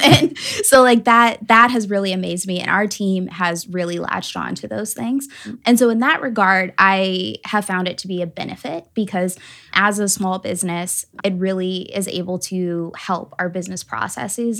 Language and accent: English; Atlanta, Georgia, United States; now in South Bend, United States; I'm originally from Atlanta, Georgia, and I, I grew up only child